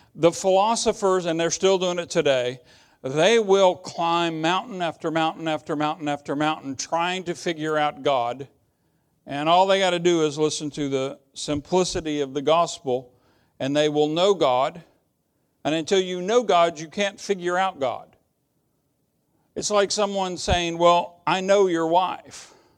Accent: United States; I'm an American

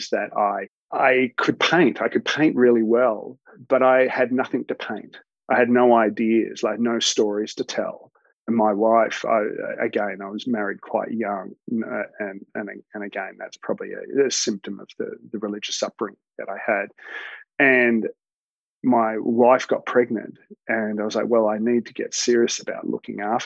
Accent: Melbourne, Victoria, Australia; also born or lived in Alice Springs / Ballarat; I grew up in a mix of places. Started off in Alice Springs, where my parents were teachers, and then we moved down to Melbourne. Did most of my schooling down in Melbourne

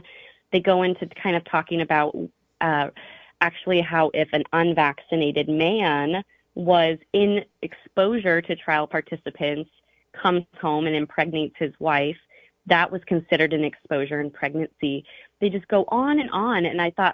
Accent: Star, Idaho, United States; now in Hawaii, United States; I was raised in Star. It's like a very tiny town.

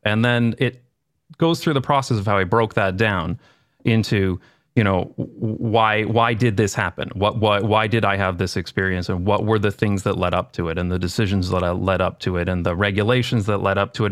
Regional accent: London, Ontario, Canada; moved away as an adult; now in Amsterdam, Netherlands; I grew up in a town in, uh, Canada called London, uh, London, Ontario

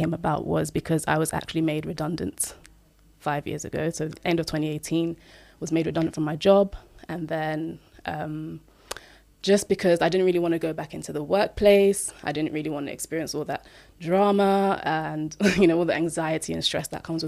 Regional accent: Nigeria; I'm Nigerian

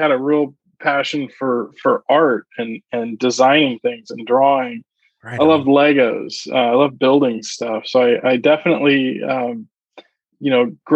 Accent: Alaska, United States; born there; also born or lived in Omaha, Nebraska; I was born in Alaska, and mm-hmm. uh, my dad was was stationed there. He was a pilot in the Air Force, and we did a couple of tours there

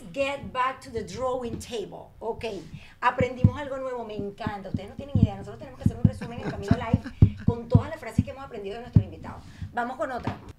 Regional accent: Venezuela; Yo como venezolana

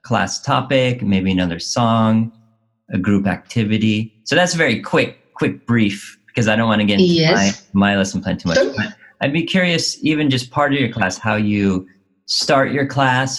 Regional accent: United States; in the States where I grew up

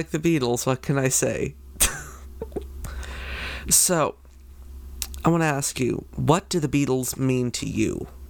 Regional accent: Canada; I'm Canadian.

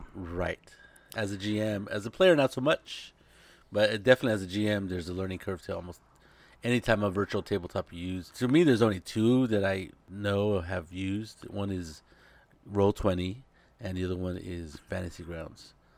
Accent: Monterey, California, United States; now in San Jose, United States; I'm in San Jose, and I have another friend who lives in my, pretty close to my hometown down in Monterey

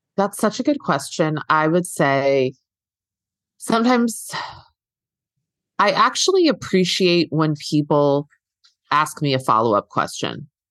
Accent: East Coast, United States; now in Los Angeles, United States; I'm here in, in L A now and I'm from, I'm from the East Coast

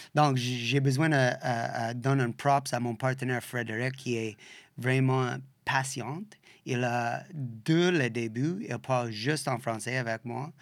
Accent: Western Canada, Canada; French is a second language; also born or lived in Australia; now in Quebec, Canada; Je viens de l'Ouest, comme, puis toutes les années de séparation, puis tout ça, on est comme de l'Ouest

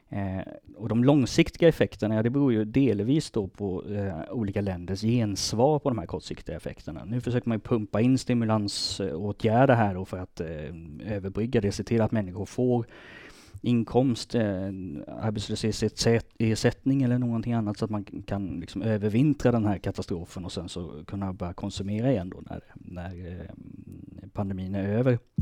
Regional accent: Småland, Sweden; moved away; also born or lived in Lund; jag är smålänning.

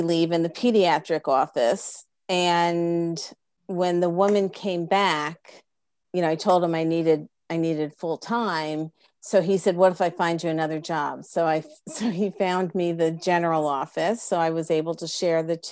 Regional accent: Freehold, New Jersey, United States; also born or lived in Plainfield; I really grew up in Freehold because we moved

